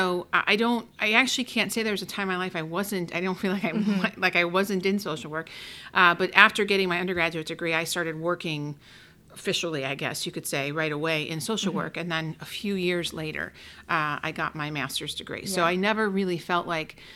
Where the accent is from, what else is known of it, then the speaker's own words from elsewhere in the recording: Oak Lawn, Illinois, United States; I grew up in Oak Lawn, which is kind of just a little bit farther south of Mount Greenwood